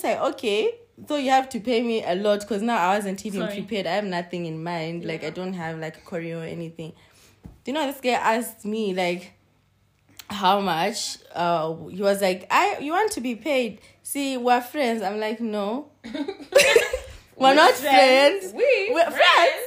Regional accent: Zimbabwe; I always say I'm Zimbabwean

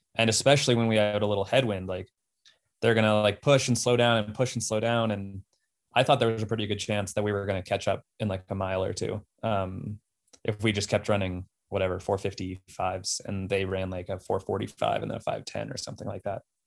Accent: Golden, Colorado, United States; moved away; also born or lived in Boston; I grew up in Golden, Colorado

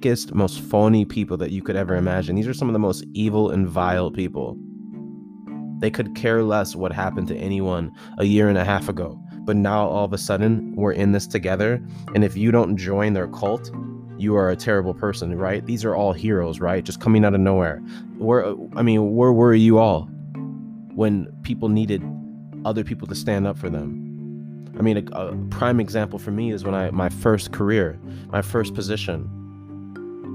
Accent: United States; I was born and raised in America

